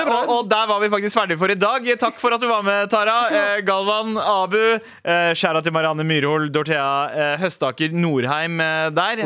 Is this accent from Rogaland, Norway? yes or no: no; Søndre Nordstrand, Oslo, Norway; also born or lived in India (ancestry); jeg er Søndre Nordstrand